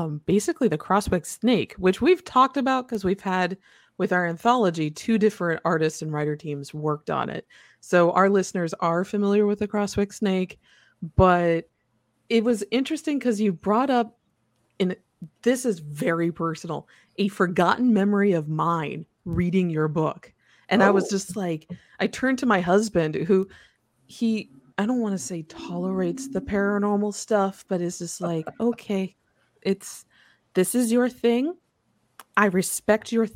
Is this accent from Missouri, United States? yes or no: no; Mishawaka, Indiana, United States; I grew up in Northern Indiana in a town called Mishawaka